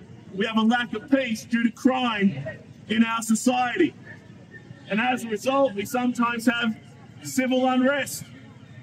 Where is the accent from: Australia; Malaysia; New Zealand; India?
Australia; me as an Australian